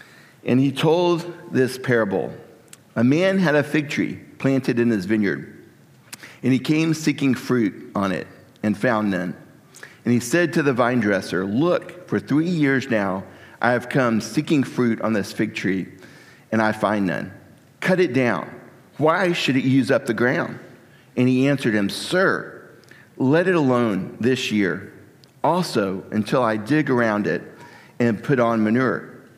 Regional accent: Texas, United States; I'm from Texas, so we say y'all a lot. Although I didn't grow up in Texas, but it's still a part of me.

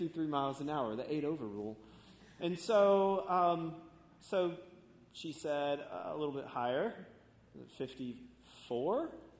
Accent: Florida, United States; I grew up in Florida, surfing and skating

